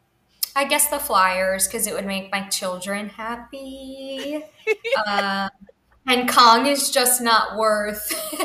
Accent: New York, United States; moved away; also born or lived in New Jersey; I grew up in New York is where I'm from

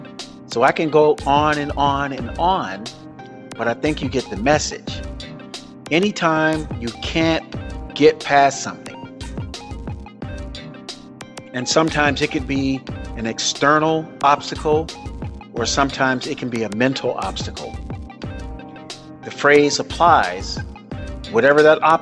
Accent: South Florida, United States; I grew up in South Florida.

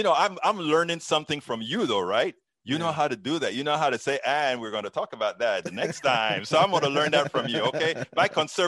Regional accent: Panama; I'm originally from Central America, Panama.

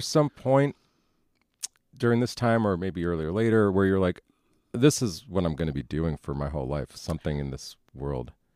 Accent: New York, United States; also born or lived in Chicago / Los Angeles / Austin; now in Dallas, United States; I was born in New York.

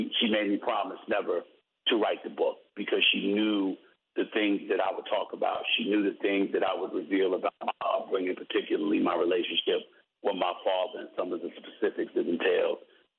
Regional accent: New York City, New York, United States; when I see the world growing up in New York City, seeing the crime, seeing what's transpiring in the streets

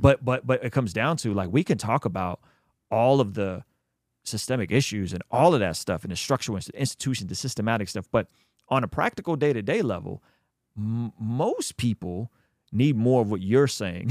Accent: Azerbaijan; moved away; I'm from Azerbaijan, which is the country just, just, uh, to the right of Armenia

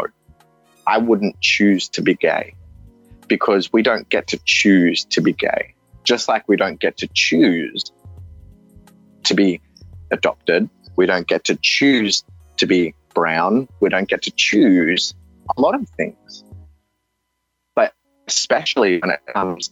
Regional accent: Australia; accent: Australian; also born or lived in India; I sound Australian, and I feel Australian because I know Australia. I grew up in Australia

